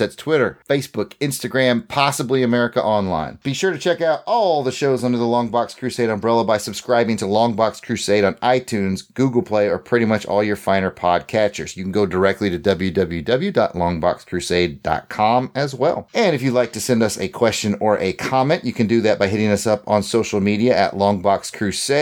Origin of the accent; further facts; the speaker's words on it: United States; I'm an American